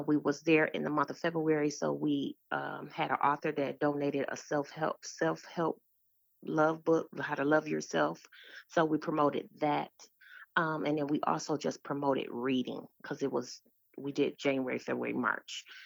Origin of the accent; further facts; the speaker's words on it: Detroit, Michigan, United States; I'm from Detroit, Michigan. I am a product of the D P S school system